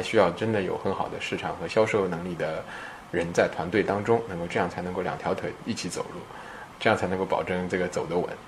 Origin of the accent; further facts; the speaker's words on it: China; moved away as an adult; also born or lived in United States / California; 当然我是中国人嘛